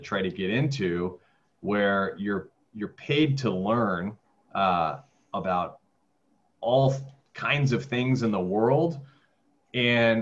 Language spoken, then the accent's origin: English; Texas, United States; I grew up in Texas and then played tennis in my undergrad in Texas